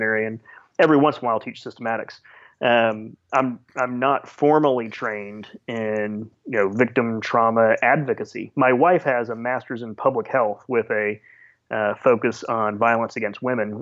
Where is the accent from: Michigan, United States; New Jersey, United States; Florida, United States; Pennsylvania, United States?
Florida, United States; Sarasota; now in Orlando, United States; born and raised in Sarasota